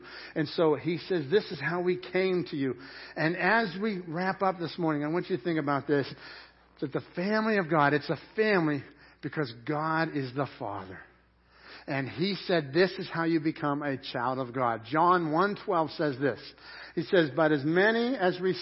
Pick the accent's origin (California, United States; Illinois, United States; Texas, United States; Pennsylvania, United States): Pennsylvania, United States; Dormont; I grew up in Dormont